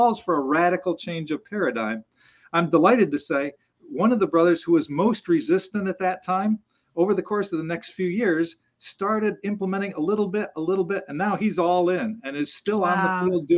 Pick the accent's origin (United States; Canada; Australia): United States; I as an American